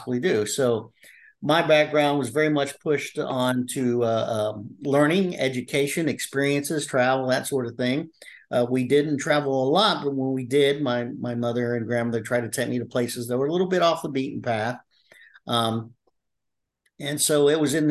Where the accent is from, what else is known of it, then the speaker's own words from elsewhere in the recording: Midwest City, Oklahoma, United States; also born or lived in Tulsa, Oklahoma; I was born in Tulsa, Oklahoma, but I was raised in Midwest City